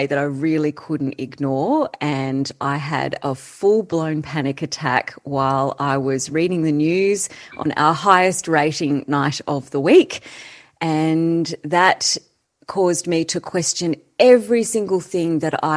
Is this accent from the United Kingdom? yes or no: no; Canberra, Australian Capital Territory, Australia; we grew up in Canberra